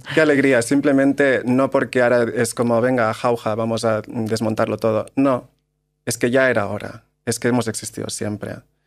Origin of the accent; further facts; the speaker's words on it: Maresme, Barcelona, Catalonia, Spain; moved away as an adult; also born or lived in London; yo vengo de un pueblo del Maresme, en Barcelona